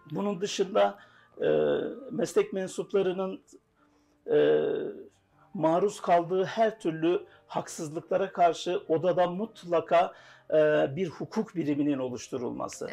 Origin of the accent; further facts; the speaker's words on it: Rize Province, Turkey; Rize doğumluyum.